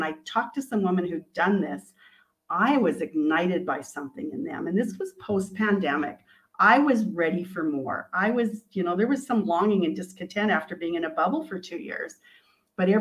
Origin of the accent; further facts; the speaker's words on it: Canada; I'm from Canada